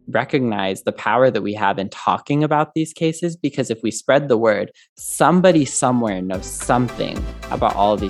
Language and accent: English; Southern Illinois, United States; my hometown in Southern Illinois